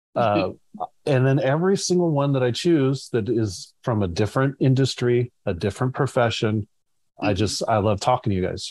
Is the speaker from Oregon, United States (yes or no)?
no; California, United States; I'm a Californian at heart